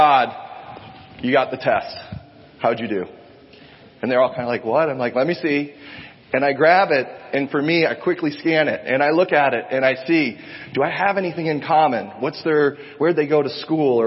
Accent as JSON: {"language": "English", "region": "Ohio", "country": "United States", "tie": "born or raised there", "moved": "yes", "said": "I grew up in Ohio"}